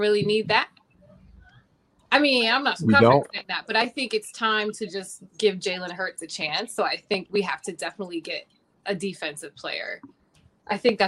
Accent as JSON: {"language": "English", "region": "New Jersey", "country": "United States", "moved": "as an adult", "lives_now": "Washington, D.C., United States", "said": "I'm from Jersey"}